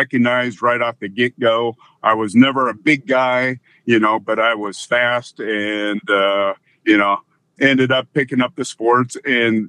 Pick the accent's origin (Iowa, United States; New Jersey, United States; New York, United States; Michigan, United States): Iowa, United States; near Waterloo; also born or lived in California; I grew up just outside of Waterloo, Iowa, about 20 minutes from Waterloo.